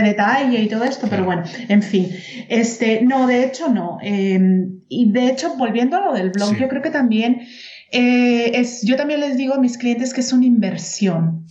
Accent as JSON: {"language": "Spanish", "country": "Mexico", "moved": "as an adult", "lives_now": "Germany", "said": "yo soy mexicana Claro. Y ya tengo viviendo 16 años aquí en Alemania"}